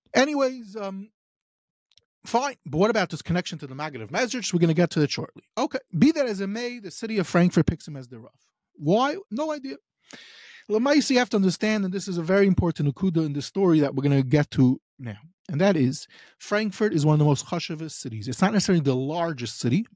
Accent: United States; moved away; I'm from America.

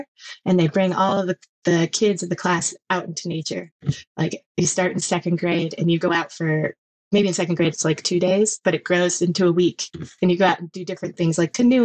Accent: Aspen, Colorado, United States; I grew up in Aspen and I grew up in the mountains.

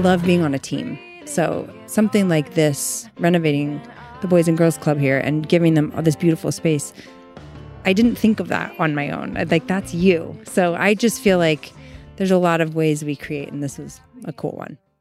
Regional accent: Eureka, California, United States; moved away; we're in my hometown

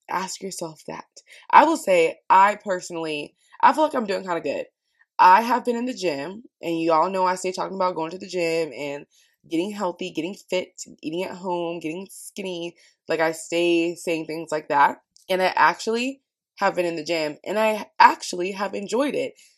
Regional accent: Washington, United States; now in California, United States; growing up in Washington

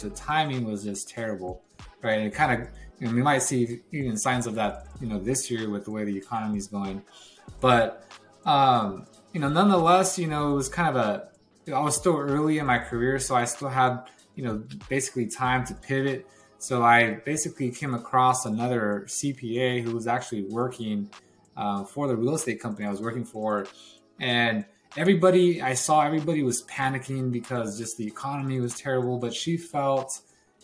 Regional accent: Watsonville, California, United States; moved away as an adult; now in Bakersfield, United States; I lived in Watsonville, California. It's where I was born and raised. And lived there basically all until high school

